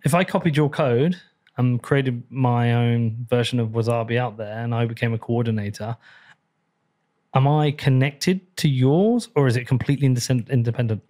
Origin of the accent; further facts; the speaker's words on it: Bedford, East of England, United Kingdom; Appreciate you coming to my hometown